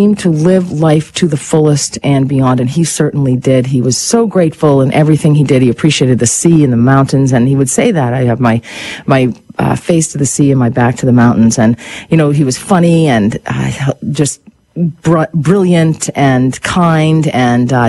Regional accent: United States; also born or lived in Canada; I'm American. I have dual citizenship, Canadian and American

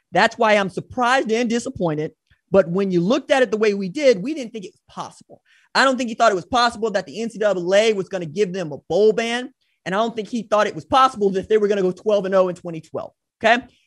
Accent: Tulsa, Oklahoma, United States; my hometown where I live, which is Tulsa

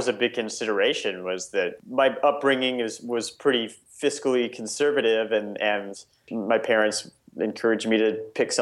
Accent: Nebraska, United States; my entire childhood, I grew up in Nebraska.

